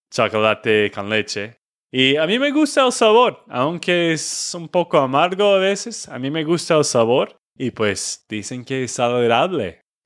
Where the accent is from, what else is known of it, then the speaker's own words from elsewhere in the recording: Texas, United States; de Texas, Estados Unidos